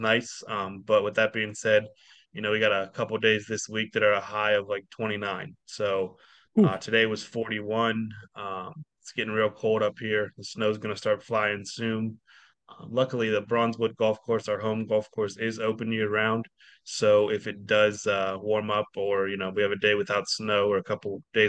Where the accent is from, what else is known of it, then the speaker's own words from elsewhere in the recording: Sharon, Pennsylvania, United States; also born or lived in West Virginia; I grew up in Sharon.